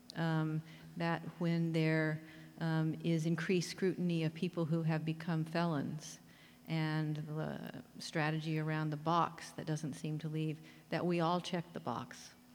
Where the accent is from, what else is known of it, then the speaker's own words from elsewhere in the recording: Oklahoma, United States; moved away; They are the people I grew up with in Oklahoma